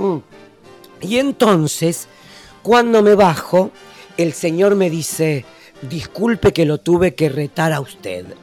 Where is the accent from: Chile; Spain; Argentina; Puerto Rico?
Argentina; now in Uruguay